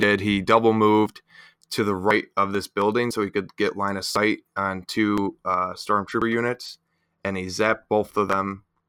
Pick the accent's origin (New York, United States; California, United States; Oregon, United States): New York, United States; Buffalo; I'm from Buffalo, so, you know, we're, we're used to our drinking out there